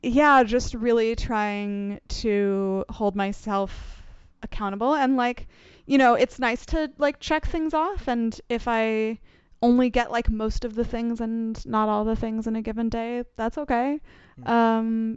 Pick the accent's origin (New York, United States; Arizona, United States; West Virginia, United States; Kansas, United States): New York, United States; We're both from New York